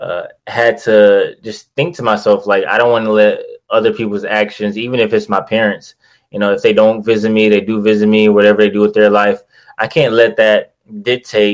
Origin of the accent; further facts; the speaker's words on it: Detroit, Michigan, United States; I'm from Detroit. Grew up in Detroit pretty much my whole life, till around like 18 or 19 years old before I went out to college